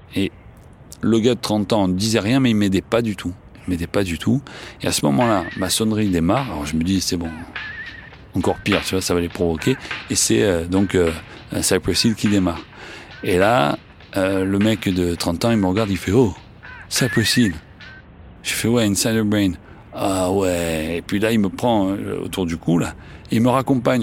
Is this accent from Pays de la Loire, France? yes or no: no; Marseille, Provence-Alpes-Côte d'Azur, France; accent: Marseillais; j'ai un accent marseillais